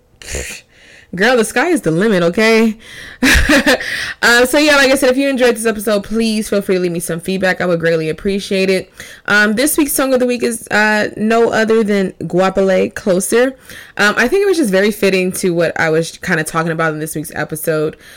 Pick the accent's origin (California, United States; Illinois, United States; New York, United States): California, United States; Long Beach; Even though I didn't grow up in the San Fernando Valley area, I grew up in Long Beach